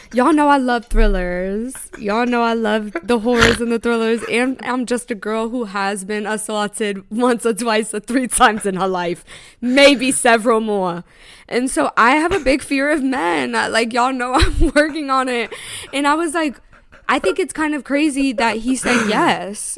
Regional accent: Tampa, Florida, United States; now in New York, United States; Tampa, which is my hometown

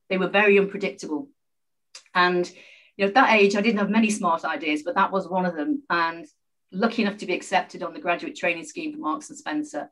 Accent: Liverpool, North West England, United Kingdom; I was born and brought up in Liverpool, a very proud Scouser

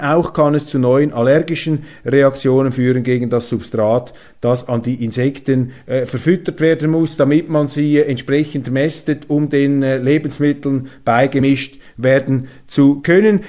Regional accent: Switzerland; accent: Swiss; als Schweizer ähm, in hochdeutscher Sprache mit schweizerischem Akzent

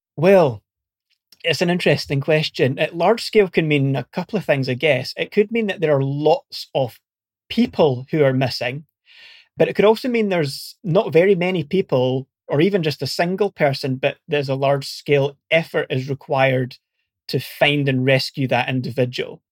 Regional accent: Scotland, United Kingdom; accent: Scottish; moved away as an adult; also born or lived in Portsmouth; you might be able to tell from my accent, I'm originally Scottish

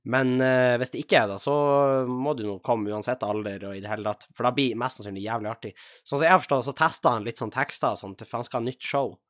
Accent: Tjongsfjord, Nordland, Norway; da Rosendal-nummeret som jeg hadde hjemme i Tjongsfjord

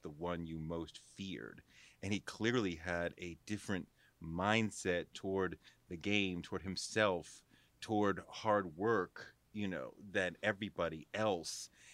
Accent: Boston, Massachusetts, United States; moved away; also born or lived in New York; I grew up in Boston, a Celtics fan

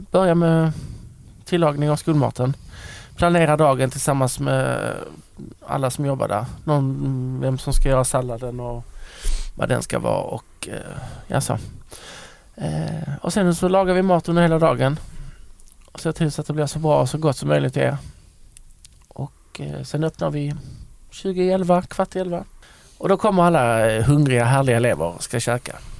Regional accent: Lund, Skåne, Sweden; jag är uppväxt i Lund

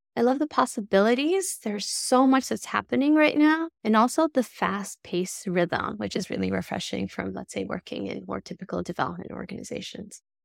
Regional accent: Tirana, Tirana County, Albania; moved away; I grew up in Tirana in Albania

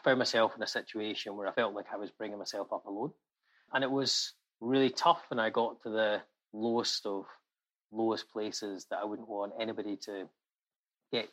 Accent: Glasgow, Scotland, United Kingdom; I was born in Glasgow in a working class family

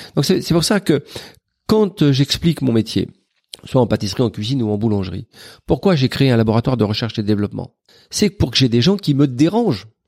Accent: Paris, Île-de-France, France; la bande qu'on avait à 13 ans de la rue du Borrego, où on vivait dans des terrains vagues

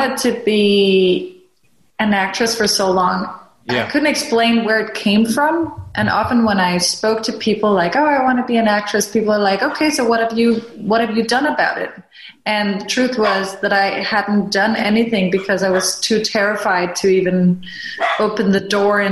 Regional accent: Denmark; I grew up in Denmark, born and raised

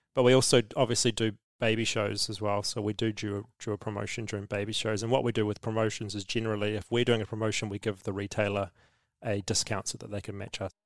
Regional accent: New Zealand

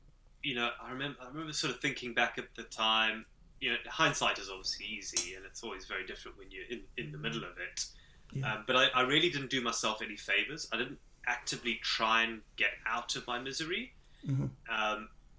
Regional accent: South Africa; accent: Zimbabwean; also born or lived in Zimbabwe; So I was born in Zimbabwe, but we moved to South Africa when I was quite young.

